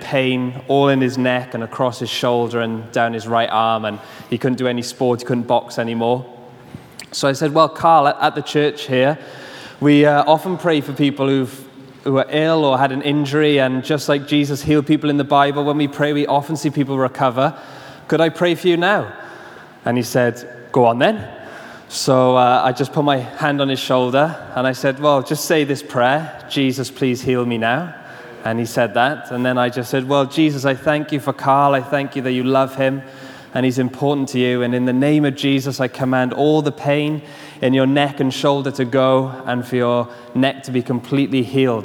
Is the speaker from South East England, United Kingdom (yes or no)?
no; Swansea, Wales, United Kingdom; I was coaching a football team in my hometown in Swansea